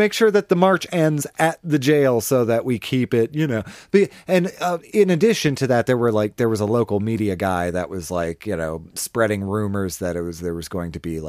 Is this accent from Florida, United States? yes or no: no; Baltimore, Maryland, United States; now in Huntsville, United States; my hometown of Baltimore City